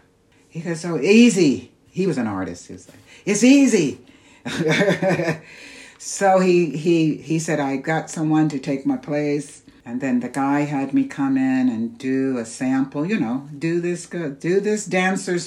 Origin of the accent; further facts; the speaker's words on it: New York, United States; also born or lived in Kansas; now in Santa Fe, United States; I'm originally from New York